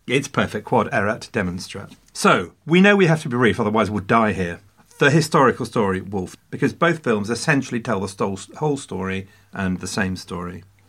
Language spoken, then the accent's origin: English; England, United Kingdom; as an Englishman